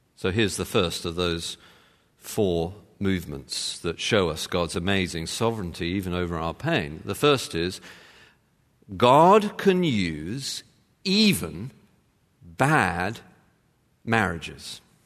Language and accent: English; United Kingdom; moved away; being British